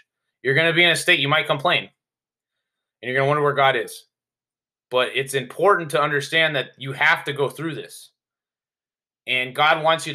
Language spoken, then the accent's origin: English; United States; being from the United States